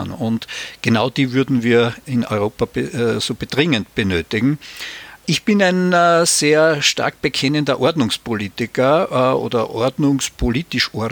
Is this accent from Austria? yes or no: yes; Austria; gerade in Deutschland, aber auch in meiner Heimat Österreich